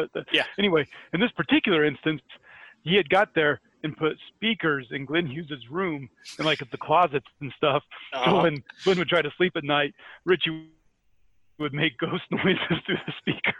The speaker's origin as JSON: {"language": "English", "region": "Scotland", "country": "United Kingdom", "accent": "Scottish", "said": "Which is my Scottish accent for when they want to make fun of the English."}